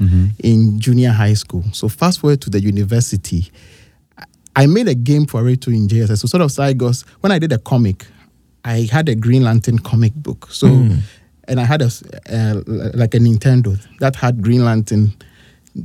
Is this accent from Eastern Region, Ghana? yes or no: no; Kumasi, Ashanti, Ghana; I grew up in Kumasi on KNUST campus